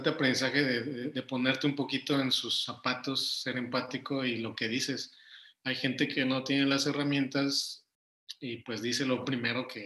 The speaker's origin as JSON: {"language": "Spanish", "region": "Mexico City", "country": "Mexico", "moved": "as an adult", "lives_now": "Monterrey, Mexico", "said": "soy chilango, así les digo, soy chilango, soy de Ciudad de México."}